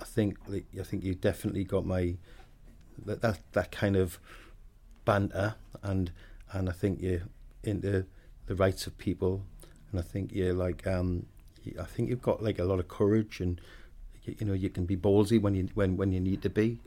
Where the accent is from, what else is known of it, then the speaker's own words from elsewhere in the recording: Wallsend, North East England, United Kingdom; moved away; I grew up in a place called Walls End, which is about four miles away from Newcastle